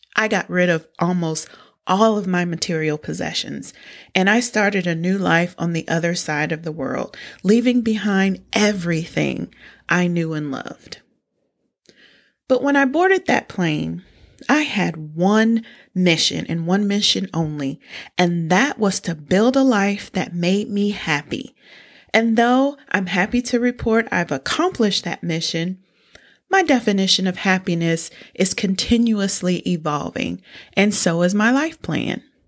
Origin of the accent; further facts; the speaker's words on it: United States; I'm from small town U S